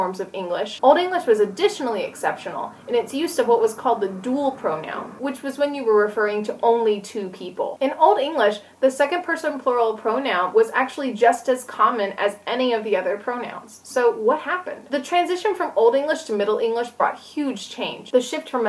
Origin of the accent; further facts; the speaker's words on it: Tennessee, United States; I'm from Tennessee, which is in the southern part of the United States.